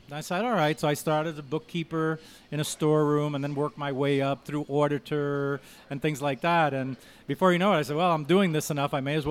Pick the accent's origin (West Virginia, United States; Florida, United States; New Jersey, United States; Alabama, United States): New Jersey, United States; Jersey Shore; also born or lived in Cuba / Union City, New Jersey; now in Powell, United States; I mean, I'm a Jersey guy. I grew up in the Jersey Shore.